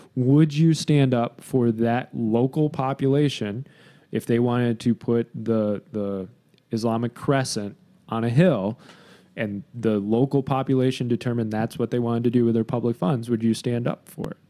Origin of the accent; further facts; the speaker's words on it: Grand Haven, Michigan, United States; my hometown